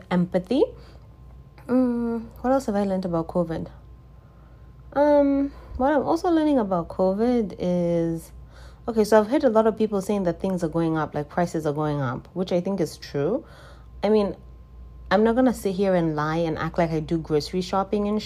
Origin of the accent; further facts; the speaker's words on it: Zimbabwe; moved away; I'm from Zimbabwe, if this is your first time listening, I'm from Zimbabwe.